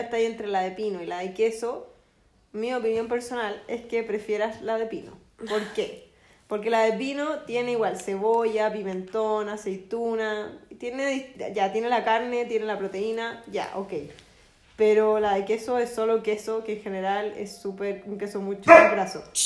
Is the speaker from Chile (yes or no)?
yes; Chile; nosotros como chilenos